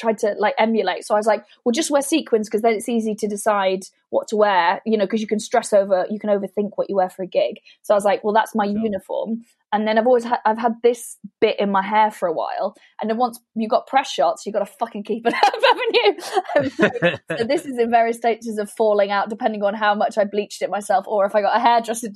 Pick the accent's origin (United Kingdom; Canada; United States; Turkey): United Kingdom; Welsh, Wales; I didn't feel quite Welsh enough